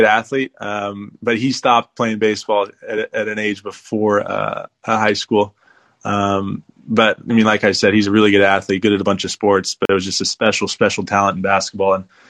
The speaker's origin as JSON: {"language": "English", "town": "Portland", "region": "Oregon", "country": "United States", "tie": "born or raised there", "said": "So I'm from Portland, Oregon. Grew up there my whole life."}